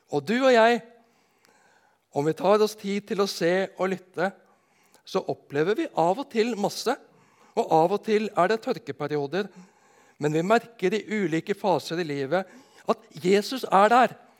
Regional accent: Nedenes, Agder, Norway; på bedehuset hjemme på Nednes

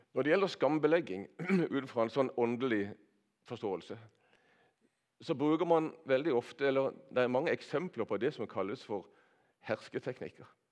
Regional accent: Nordland, ten km west of Kristiansand, Agder, Norway; jeg har vokst opp på bedehuset på Nordland, ei mil vest for her

